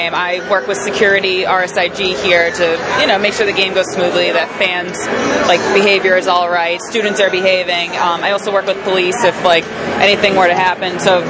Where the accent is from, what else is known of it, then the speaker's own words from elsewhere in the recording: Salem, New Hampshire, United States; Salem, New Hampshire, the Blue Devils.